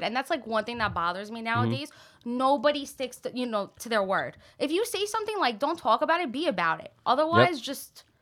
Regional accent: New York City, New York, United States; also born or lived in Italy; I was born here, raised in Italy for a little bit, and then raised in Bensonhurst. So I'm a Brooklyn girl.

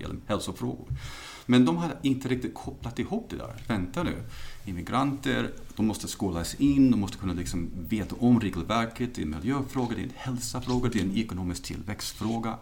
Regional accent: United States; now in Sweden; Jag är uppvuxen i USA

